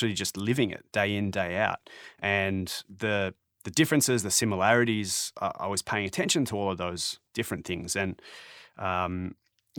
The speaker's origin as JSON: {"language": "English", "town": "Melbourne", "region": "Victoria", "country": "Australia", "moved": "yes", "lives_now": "Toronto, Canada", "said": "I'm from Melbourne and now I live in Toronto"}